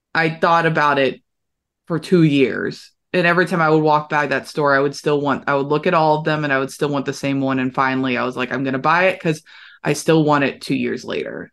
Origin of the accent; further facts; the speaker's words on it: Louisville, Kentucky, United States; Louisville, Kentucky, what I, I, I would have been able to see what they were actually doing in my hometown